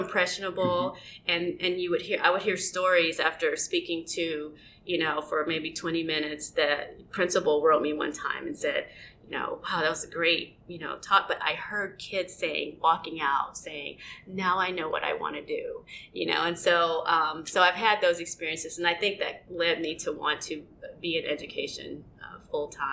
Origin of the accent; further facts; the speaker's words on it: Southeast, United States; now in Nebraska, United States; I grew up in the Southeast